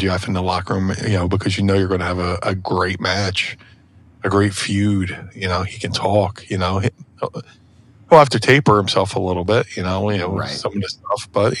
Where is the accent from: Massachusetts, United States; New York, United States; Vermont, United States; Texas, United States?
New York, United States; I mean, growing up in New York, you know, WWE's a New York territory